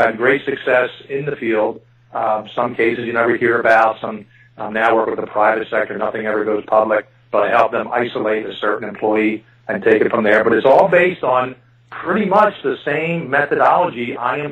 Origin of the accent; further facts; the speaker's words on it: Philadelphia, Pennsylvania, United States; I was born and raised in Philadelphia, and yes, my fellow citizens of this area still pronounce H2O as water.